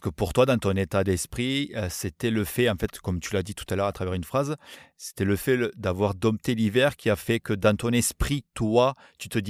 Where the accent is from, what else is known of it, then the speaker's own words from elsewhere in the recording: France; c'est surtout encore une fois qui nous, en tant que Français, euh, Français, c'est pas des choses